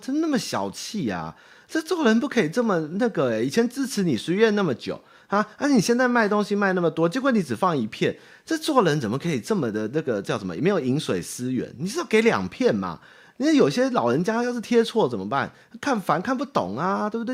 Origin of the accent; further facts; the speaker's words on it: Taipei, Taiwan; 台北小孩哦， 比较有这个，怎么说，爬楼梯的心得。哦，我从小就是爬楼梯长大哦